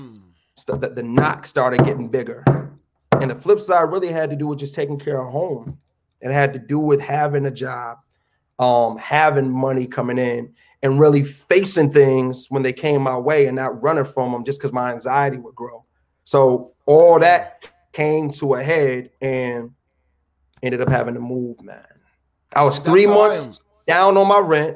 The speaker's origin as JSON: {"language": "English", "town": "Lansing", "region": "Michigan", "country": "United States", "also_born_or_lived": "New York City", "moved": "as an adult", "said": "I'm from Lansing"}